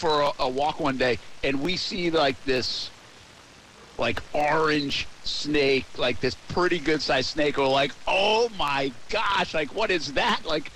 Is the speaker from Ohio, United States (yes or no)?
no; Rhode Island, United States; moved away as an adult; now in Jacksonville, United States; where I grew up in Rhode Island.